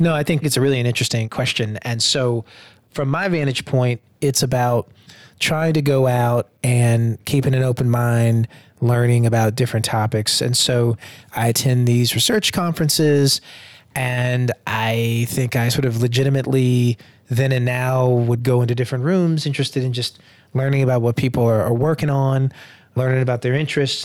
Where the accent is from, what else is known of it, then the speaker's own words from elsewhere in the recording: Durham, North Carolina, United States; moved away; also born or lived in Atlanta, Georgia / Washington, District of Columbia, United States; back in my hometown of Durham, North Carolina